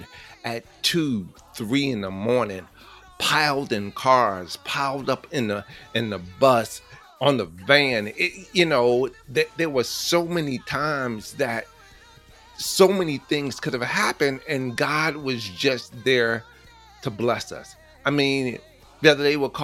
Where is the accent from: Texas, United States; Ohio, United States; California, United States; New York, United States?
New York, United States; New York City; I was brought up in the Bronx